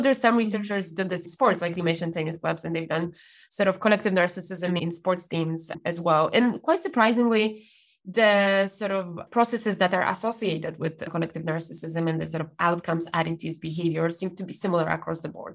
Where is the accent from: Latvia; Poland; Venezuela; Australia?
Poland; moved away as an adult; now in United Kingdom; Growing up in Poland